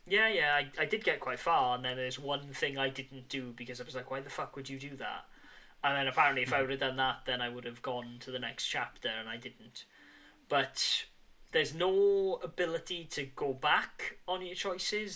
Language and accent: English; near Bridgend, Wales, United Kingdom; Bridgend, which is very much near my hometown